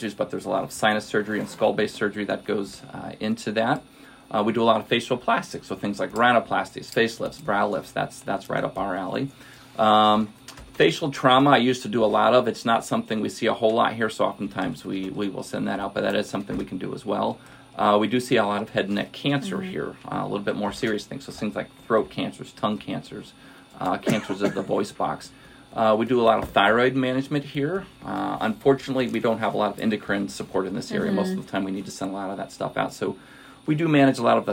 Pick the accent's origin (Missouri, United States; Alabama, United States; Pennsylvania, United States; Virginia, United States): Missouri, United States; Washington; also born or lived in San Antonio, Texas; I grew up out in Washington, Missouri, which is about an hour west of here